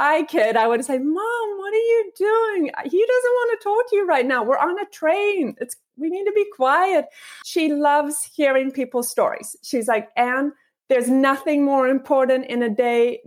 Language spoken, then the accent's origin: English; Luxembourg; moved away as an adult; also born or lived in South Africa; now in United States; I actually was born in South Africa and then spent most of my formative years in a teeny little country called Luxembourg, and then came to the US for college